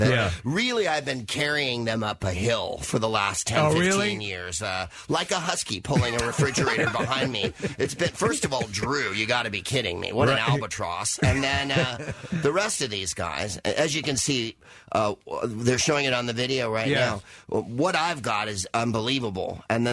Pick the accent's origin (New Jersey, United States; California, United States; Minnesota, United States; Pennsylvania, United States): California, United States; San Francisco; moved away as an adult; also born or lived in United Kingdom; I'm from San Francisco